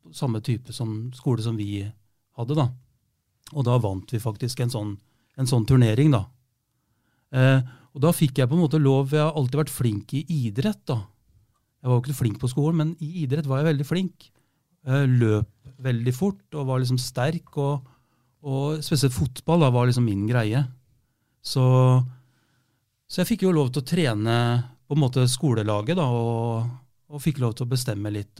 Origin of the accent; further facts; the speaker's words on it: Rjukan, Vestfold og Telemark, Norway; now in Fredrikstad, Norway; jeg er jo fra Rjukan